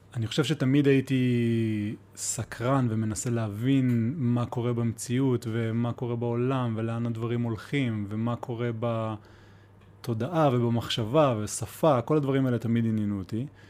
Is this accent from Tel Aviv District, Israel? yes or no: no; Ramat HaSharon, Central District, Israel; moved away as an adult; also born or lived in Beersheba; now in Mitzpe Ramon, Israel; מרמת השרון, מהמרכז